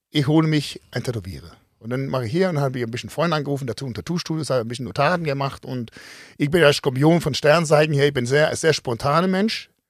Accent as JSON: {"language": "German", "country": "Denmark", "accent": "Danish", "second_language": "German", "said": "Und äh, fand mein Dialekt mit dem Dänstolz so ein bisschen lustig."}